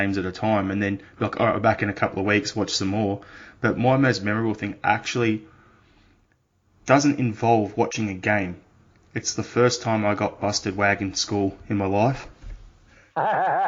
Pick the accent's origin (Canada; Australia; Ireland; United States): Australia; As an Australian